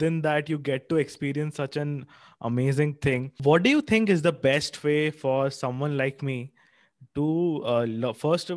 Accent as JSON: {"language": "English", "country": "India", "said": "my hometown"}